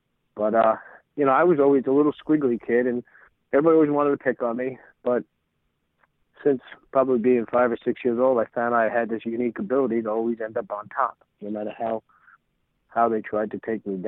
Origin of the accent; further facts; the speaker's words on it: Deer Park, New York, United States; also born or lived in Brooklyn; I was born in Brooklyn in a two-bedroom apartment, and then they went out to this town called Deer Park out further east on Long Island.